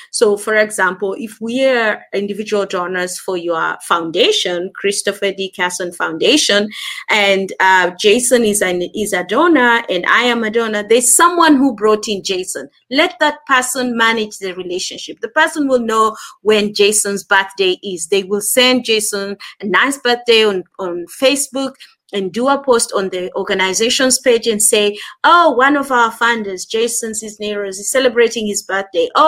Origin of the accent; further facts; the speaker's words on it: Kenya; accent: Kenyan and South African; also born or lived in South Africa; now in Manchester, United Kingdom; I am in Manchester, United Kingdom, but okay. I am Kenyan, and yep. I've lived in South Africa for over ten years.